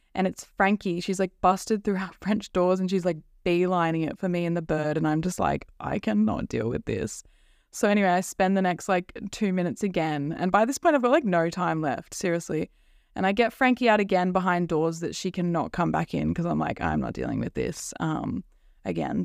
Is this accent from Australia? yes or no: yes; Central Coast, New South Wales, Australia; I'm from the Central Coast. It's kind of near Sydney in Australia